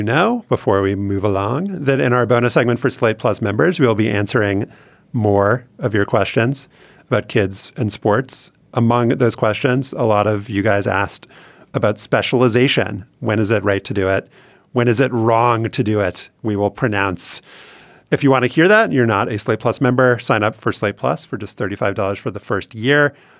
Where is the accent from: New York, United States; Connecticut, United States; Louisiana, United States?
Louisiana, United States; But I think there is a community aspect growing up, not just growing up in Louisiana, to football